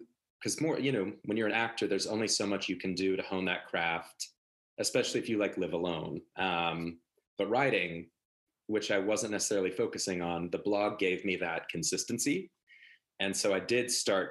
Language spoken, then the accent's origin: English; Oklahoma, United States; moved away as an adult; growing up in Oklahoma, a very Midwestern sense of a work ethic